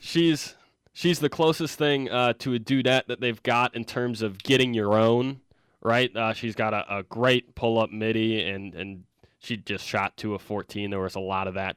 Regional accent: Michigan, United States; I'm from Michigan

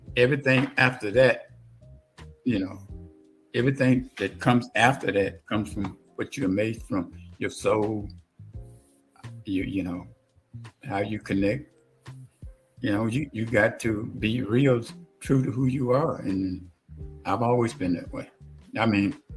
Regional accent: Hollandale, Mississippi, United States; moved away as an adult; also born or lived in Murphy, Mississippi; we moved to a town called Hollandale, Mississippi. That's basically where I grew up from 10 years old until I left. It was Hollandale, Mississippi. I call that my hometown

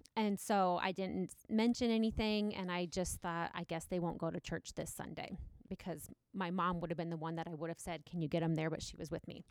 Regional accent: Galion, Ohio, United States; growing up in Gallion, it's not very, very diverse

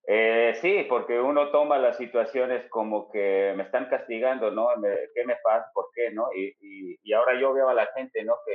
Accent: Chicago, Illinois, United States; yo crecí toda mi vida en Chicago, toda

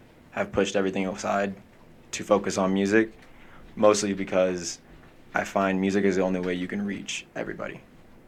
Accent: Salt Lake City, Utah, United States; I'm from Salt Lake City, born and raised.

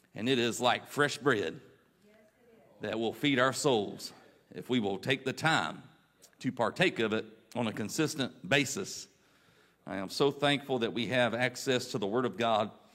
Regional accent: Raleigh, North Carolina, United States; I grew up in the Raleigh church

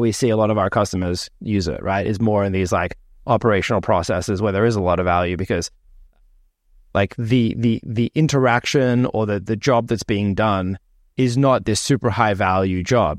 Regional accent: Australia; moved away; when I was growing up in Australia

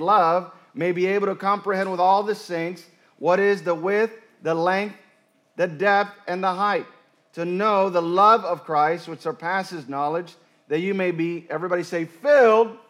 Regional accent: Puerto Rico; moved away; I grew up in the mountains of Puerto Rico.

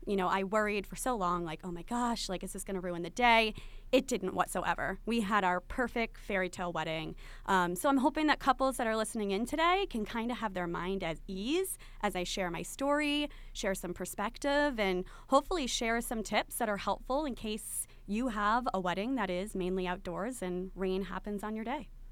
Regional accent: Aquidneck Island, Rhode Island, United States; we're from Aquidneck Island

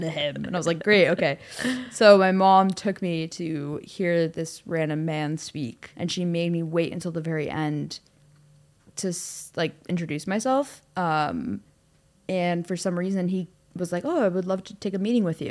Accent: Cleveland, Ohio, United States; moved away as an adult; also born or lived in Costa Rica; now in Los Angeles, United States; my dad's job moved us to Cleveland, and so I grew up mostly in Cleveland, Ohio

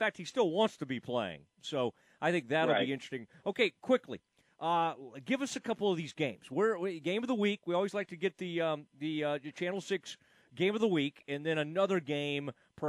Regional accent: Kaufman, Texas, United States; This is my alma mater, the Kauffman Lions.

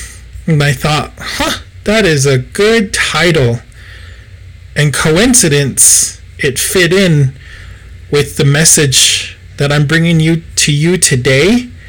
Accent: Gallup, New Mexico, United States; So I grew up in the Gallup ceremonial scene. I've always been involved with Gallup ceremonial.

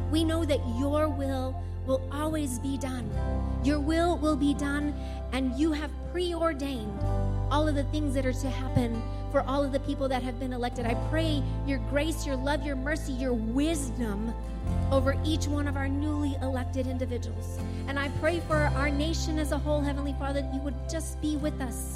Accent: Hatch, New Mexico, United States; I'm from Hatch

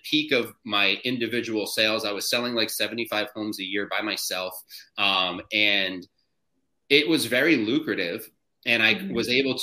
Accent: New Jersey, United States; I am from New Jersey. I live at the Jersey Shore, just like the MTV show that everyone knows about

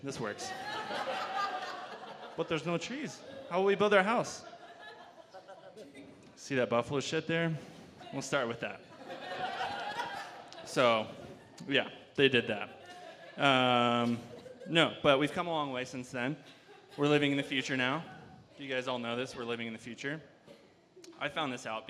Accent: Nebraska, United States; now in Steamboat Springs, United States; living in Nebraska, where I grew up. I grew up in Nebraska

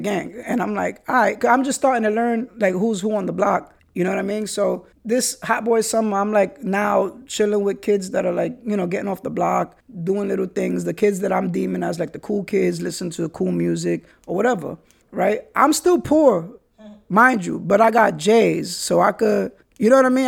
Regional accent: New York City, New York, United States; the ways that we were raised in the Bronx and New York City

